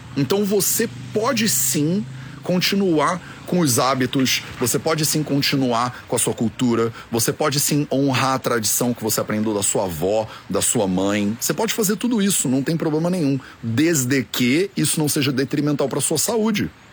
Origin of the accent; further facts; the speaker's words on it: Brazil; eu sou brasileiro